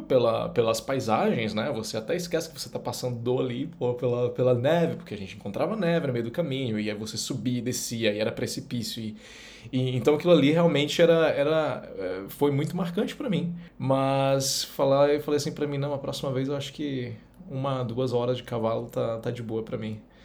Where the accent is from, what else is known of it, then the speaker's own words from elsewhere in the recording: interior of northern Pará, Brazil; Eu vim do norte do Pará. Eu quero, eu vim do interior do Pará